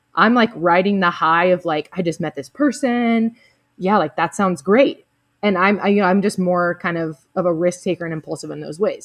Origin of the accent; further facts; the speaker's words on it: the South, United States; I'm also from the South, you know, and so being really nice and open to people is kind of a part of the culture down here